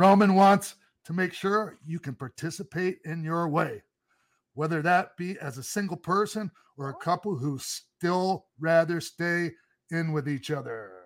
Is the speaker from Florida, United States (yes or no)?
yes; Florida, United States; I grew up down in Florida